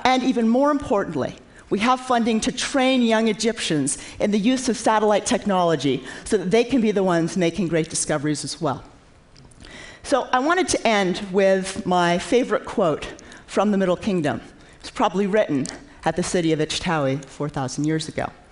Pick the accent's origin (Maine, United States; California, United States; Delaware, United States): Maine, United States; When I was a child growing up in Maine